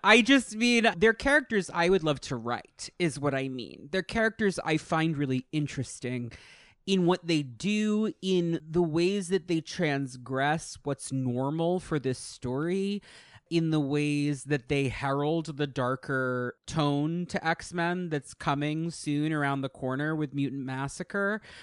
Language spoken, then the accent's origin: English; New York, United States; moved away; I grew up in New York.